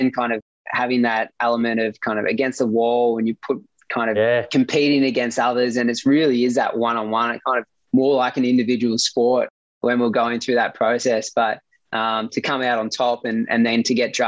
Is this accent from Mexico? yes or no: no; Gippsland, Victoria, Australia; born or raised there